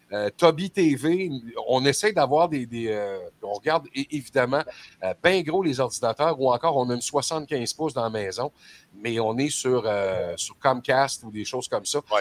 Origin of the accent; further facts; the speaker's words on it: Quebec, Canada; chez nous au Québec